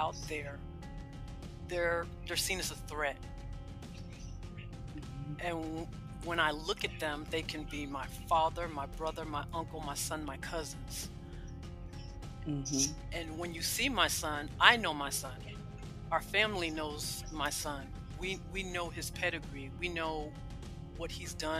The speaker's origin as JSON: {"language": "English", "town": "West Palm Beach", "region": "Florida", "country": "United States", "tie": "born or raised there", "moved": "yes", "lives_now": "Georgia, United States", "said": "I grew up in West Palm Beach, Florida"}